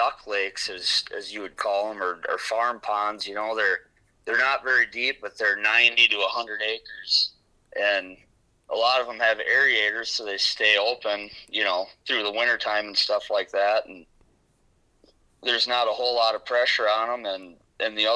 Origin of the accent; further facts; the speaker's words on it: Albert Lea, Minnesota, United States; also born or lived in Alden, Minnesota; I was born and raised in Albert Lea